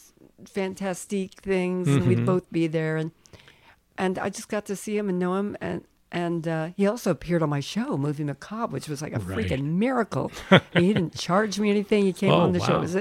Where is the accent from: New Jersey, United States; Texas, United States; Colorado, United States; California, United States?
Colorado, United States; Colorado Springs; also born or lived in Manhattan, Kansas / Randolph, Kansas; by the time I was in second grade, I was in Colorado Springs